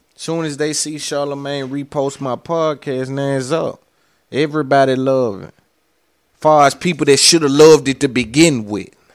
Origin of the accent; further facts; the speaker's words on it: the South, United States; I'm from the South